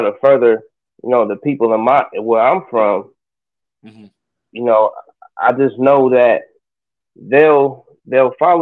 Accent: Columbus, Ohio, United States; also born or lived in Kentucky / South Carolina; I'm from Columbus, Ohio, east side Mount Vernon

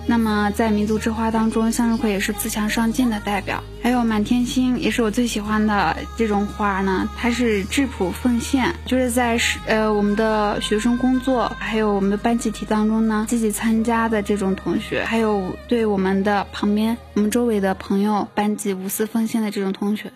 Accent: Xinjiang, China; moved away as an adult; now in Beijing, China; 作为一个新疆人啊，我觉得从那么远的地方，一个人来到北京来上学

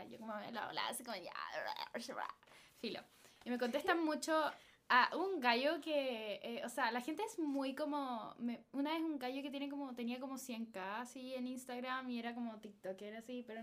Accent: Chile; Como somos chilenos, eh, de verdad.

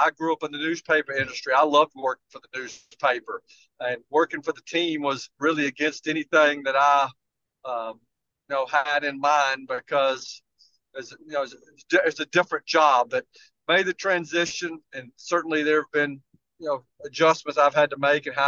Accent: Nashville, Tennessee, United States; I was born in Nashville, went to grade school here

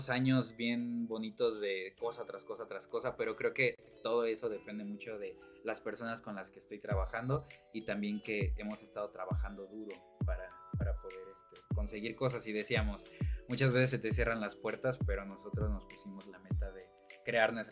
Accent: Mexico; justamente mi proyecto que se trate de retomar algo tan mexicano, este, o algo que, me, identifica mucho con, con mi tierra.

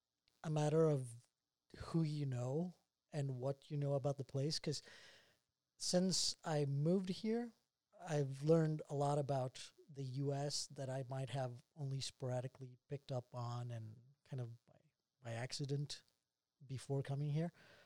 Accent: Bogotá, Colombia; English is a second language; moved away as an adult; also born or lived in Utah County, Utah; now in Utah, United States; I was born and raised in Bogota, Colombia. For reference, north part of South America. And currently I live in Utah, more specifically Utah County.

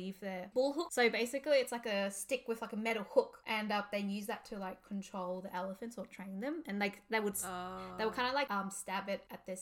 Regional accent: Australia; we're from Australia.

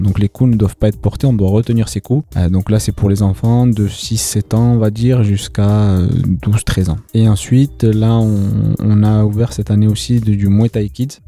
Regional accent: Bordeaux, Nouvelle-Aquitaine, France; je suis originaire du quartier de Bacalan, je suis de Bordeaux Nord aussi

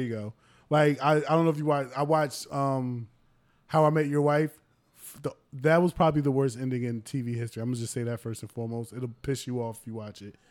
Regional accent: United States; us being Americans

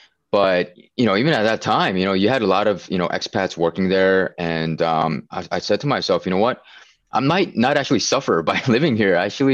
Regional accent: Pennsylvania, United States; Or Pennsylvania.

